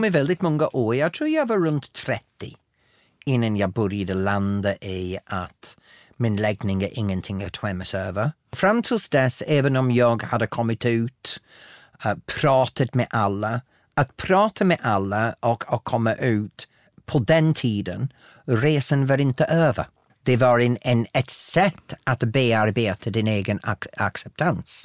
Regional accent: northern England, United Kingdom; accent: broad northern English; first language English; Swedish is a second language; moved away as an adult; now in Sweden; på engelska så har jag en väldigt bred norra engelsk dialekt

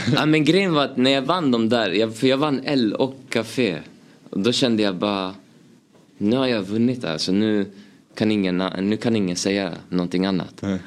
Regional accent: Uppsala, Uppsala County, Sweden; Jag är uppväxt, uppvuxen i Gränby, Uppsala

